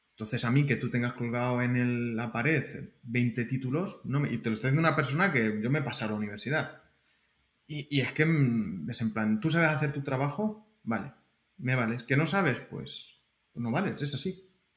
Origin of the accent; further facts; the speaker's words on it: Alcázar de San Juan, Castilla-La Mancha, Spain; moved away as an adult; also born or lived in Albacete, Spain; now in Santa Clara, United States; yo vengo de, Castilla-La Mancha, soy de Alcázar de San Juan